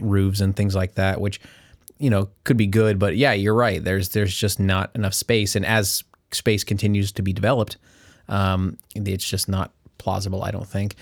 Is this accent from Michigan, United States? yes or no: no; Kansas, United States; the small town of, that we grew up in in Kansas